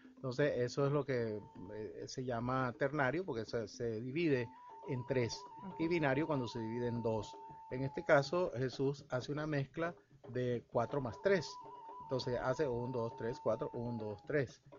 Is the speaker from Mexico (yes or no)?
no; El Salvador; moved away as an adult; now in Venezuela; Yo vengo del El Salvador, nací en El Salvador, llegué aquí en plena juventud a los 24 años